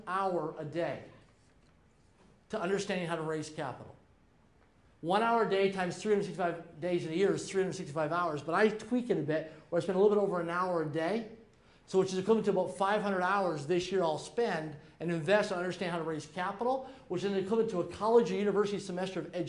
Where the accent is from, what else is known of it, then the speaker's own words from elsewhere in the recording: Prince Albert, Saskatchewan, Canada; I'm from Prince, Saskatchewan, Canada